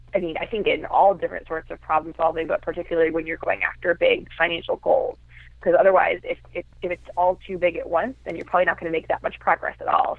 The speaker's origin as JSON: {"language": "English", "town": "Chicago", "region": "Illinois", "country": "United States", "moved": "yes", "lives_now": "Brooklyn, United States", "said": "I'm originally from the Chicago area, but I live in Brooklyn, New York now"}